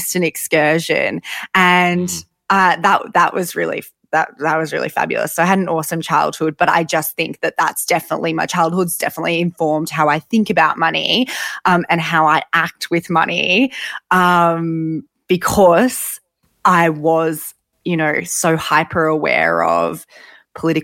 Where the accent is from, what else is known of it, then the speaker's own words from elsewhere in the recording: Sydney, New South Wales, Australia; I grew up in Sydney in Lane Cove and it was just me and my mum.